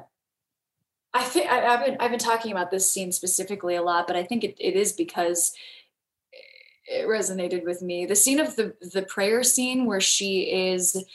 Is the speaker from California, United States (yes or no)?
yes; Southern California, United States; I'm from Southern California.